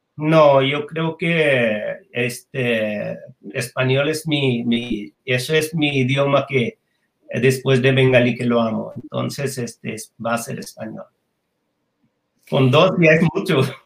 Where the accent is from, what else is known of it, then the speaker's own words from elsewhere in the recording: Bangladesh; Spanish is a second language; moved away as an adult; also born or lived in Japan; yo 1985 salgo de Bangladesh a Japón para estudiar.